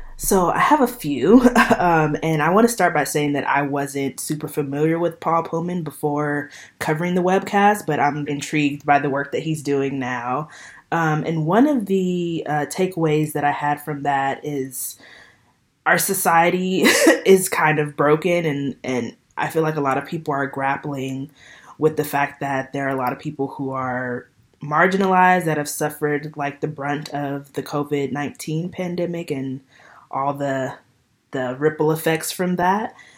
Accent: Los Angeles, California, United States; moved away; I grew up in Los Angeles. I haven't lived there for a while now

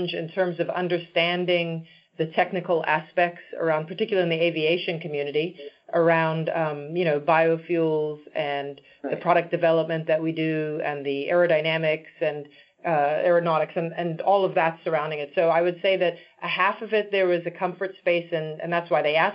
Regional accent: Zimbabwe; born or raised there; moved away; also born or lived in Washington, D.C.

